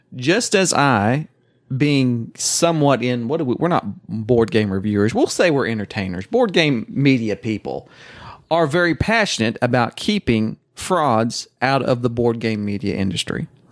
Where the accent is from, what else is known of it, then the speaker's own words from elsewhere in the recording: Oklahoma, United States; accent: Oklahoma; It's Oklahoma, 'cause I am from Oklahoma